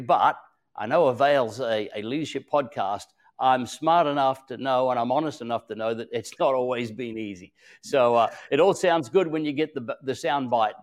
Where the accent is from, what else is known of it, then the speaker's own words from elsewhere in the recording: Australia; also born or lived in Queensland, Australia; I'm an Australian.